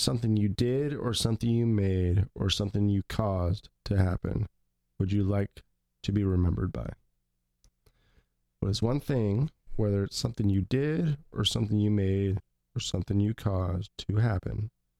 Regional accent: Pacific Northwest, United States; We are from the Pacific Northwest of the United States.

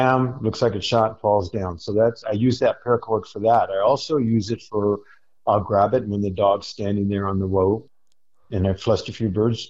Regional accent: Hawaii, United States; moved away; I'm from Hawaii. That was a big part of our culture.

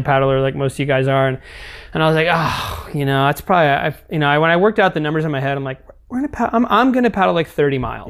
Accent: East Bay, California, United States; moved away as an adult; also born or lived in Maui, Hawaii / Santa Cruz, California; I grew up in the East Bay

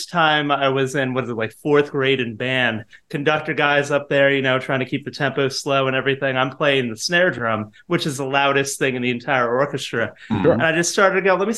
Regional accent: Rockaway, New Jersey, United States; moved away as an adult; now in New York City, United States; I grew up in Rockaway

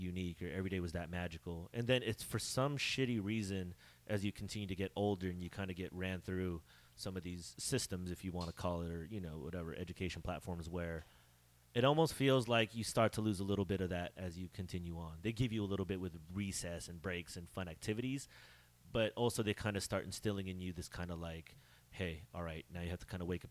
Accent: Bay Area, California, United States; I grew up in the Bay Area

